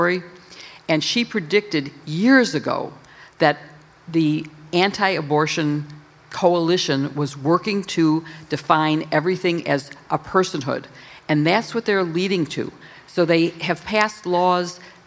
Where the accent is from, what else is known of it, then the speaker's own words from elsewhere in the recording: Illinois, United States; I'm from Illinois